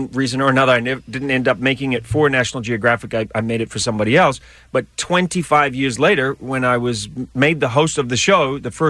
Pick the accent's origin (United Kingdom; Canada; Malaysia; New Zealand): New Zealand; now in United States; I come from New Zealand